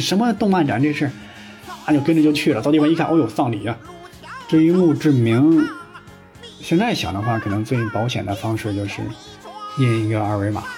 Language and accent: Chinese; Henan, China; 因为我们河南老家呀，还有那个土葬的习惯